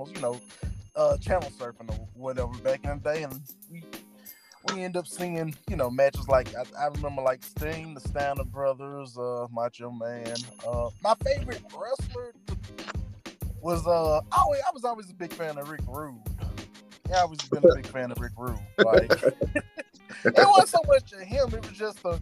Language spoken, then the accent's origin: English; Grenada, Mississippi, United States; also born or lived in Vicksburg, Mississippi; But now I'm moved to Grenada, Mississippi. Well, I've been down here pretty much since I was 3 or 2